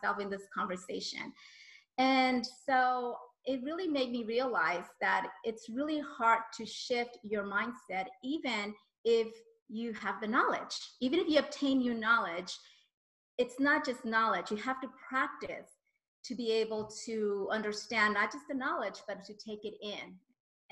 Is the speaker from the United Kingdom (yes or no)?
no; Colombia; I'm Colombian from South America